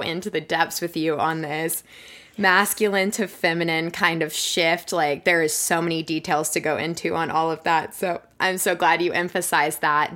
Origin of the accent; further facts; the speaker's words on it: Florida, United States; moved away as an adult; also born or lived in West Virginia; now in Colorado, United States; I'm originally from Florida